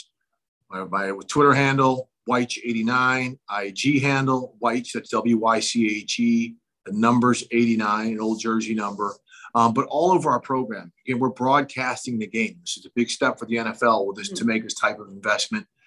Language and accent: English; Minneapolis, Minnesota, United States; I grew up in Minneapolis